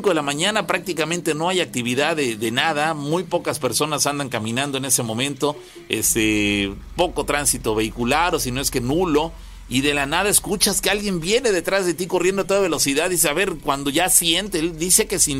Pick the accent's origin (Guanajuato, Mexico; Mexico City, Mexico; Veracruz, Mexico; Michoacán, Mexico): Veracruz, Mexico; Naranjal; tengo 20 años. Yo soy del municipio de Naranjal, aquí relativamente cerca de Córdoba.